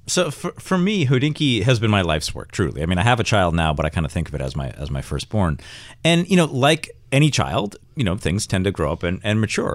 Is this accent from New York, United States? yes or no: yes; Rochester, New York, United States; I'm from Rochester, which is not anywhere near Westchester